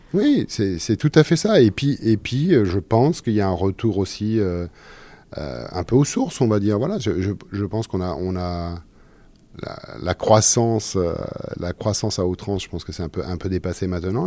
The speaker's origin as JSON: {"language": "French", "town": "Orléans", "region": "Centre-Val de Loire", "country": "France", "tie": "born or raised there", "also_born_or_lived": "Sologne", "said": "je, suis né à Orléans, j'ai grandi dans le Loiret"}